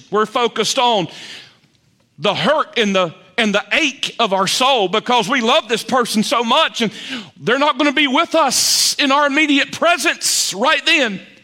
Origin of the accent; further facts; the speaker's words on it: Lexington, North Carolina, United States; moved away; also born or lived in Raleigh, North Carolina; my hometown of Lexington.